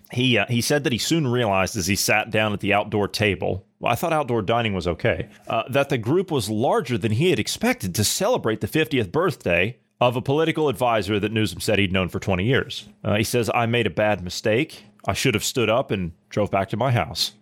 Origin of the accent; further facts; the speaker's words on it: Ohio, United States; I come from Ohio